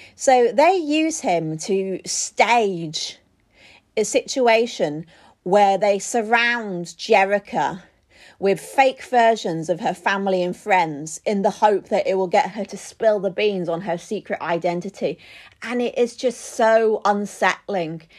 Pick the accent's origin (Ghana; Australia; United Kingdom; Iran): United Kingdom; as a Brit